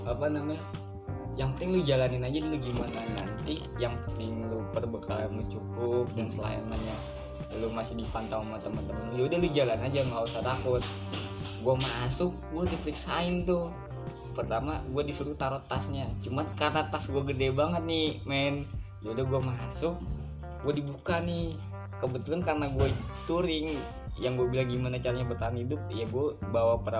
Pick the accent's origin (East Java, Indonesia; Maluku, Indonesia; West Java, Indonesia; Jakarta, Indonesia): Jakarta, Indonesia; gue dari Jakarta bang gue backpacker